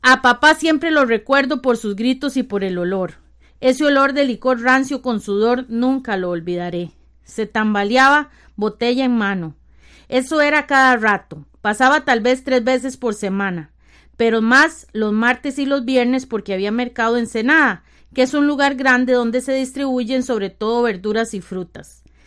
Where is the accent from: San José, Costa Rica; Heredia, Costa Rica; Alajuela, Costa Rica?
Alajuela, Costa Rica; San Rafael de Ojo de Agua; Soy la sexta de mis ocho hermanos y hermanas. Tengo 47 años cumplidos. Vivo en San Rafael de Ojo de Agua, Costa Rica, donde siempre he vivido.